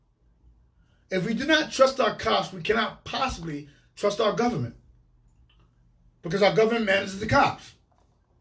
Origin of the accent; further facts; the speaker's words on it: New York City, New York, United States; moved away as an adult; now in Hartford, United States; I grew up in New York City housing projects